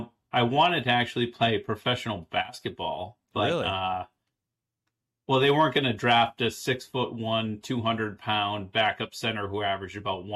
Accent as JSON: {"language": "English", "town": "Lowell", "region": "Massachusetts", "country": "United States", "tie": "born or raised there", "also_born_or_lived": "Boston, Massachusetts / New York City / San Francisco", "moved": "as an adult", "said": "I'm from Lowell, Massachusetts."}